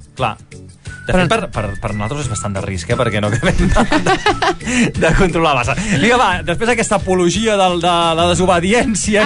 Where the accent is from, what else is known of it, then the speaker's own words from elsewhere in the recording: Valls, Catalonia, Spain; Jo, que sóc de Valls